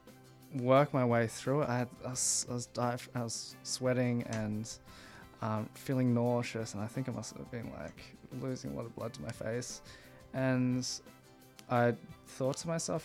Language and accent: English; Sunshine Coast, Queensland, Australia; moved away; I grew up in Sunshine Coast.